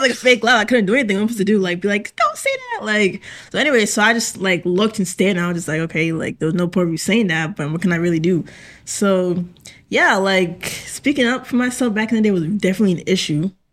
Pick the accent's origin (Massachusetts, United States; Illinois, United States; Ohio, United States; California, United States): Massachusetts, United States; Hingham; I am from Hingham.